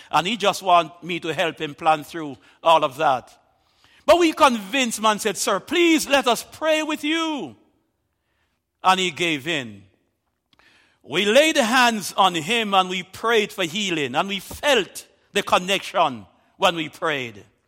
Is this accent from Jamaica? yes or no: yes; Jamaica